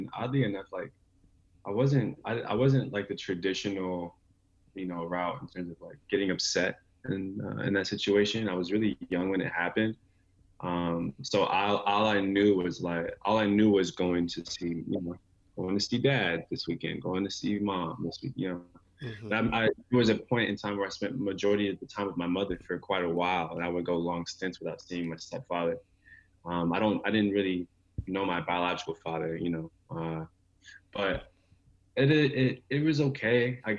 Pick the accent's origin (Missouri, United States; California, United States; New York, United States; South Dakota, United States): California, United States; Anaheim; also born or lived in Arizona / Michigan; now in Seattle, United States; I grew up in several places. I was born in California. I spent about 9 years of my life there, off and on, in Anaheim. And then, you know, I lived in Arizona for quite a bit as a child.